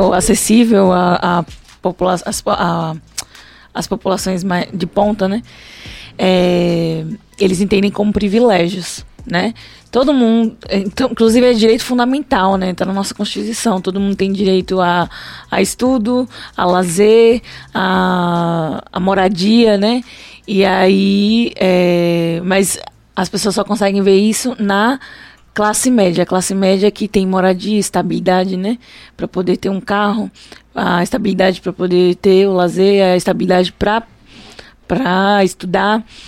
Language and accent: Portuguese; Brazil; eu sou brasileira